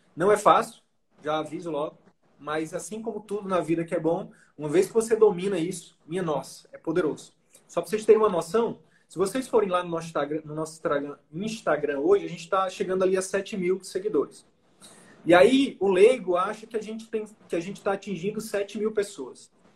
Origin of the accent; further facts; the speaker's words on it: Picos, Piauí, Brazil; moved away; eu sou lá de Picos, nome da minha cidade. Na verdade, eu sou da comunidade rural de Picos, que é uma cidade do interior do Piauí